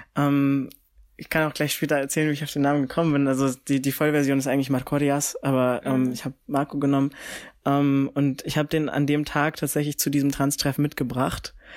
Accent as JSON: {"language": "German", "town": "Frankfurt", "region": "Hesse", "country": "Germany", "said": "ich komme ja aus Frankfurt"}